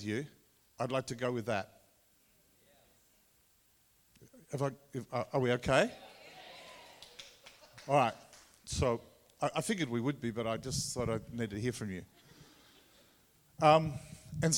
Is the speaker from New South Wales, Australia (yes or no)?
no; Tasmania, Australia; accent: Tassie; my Tassie accent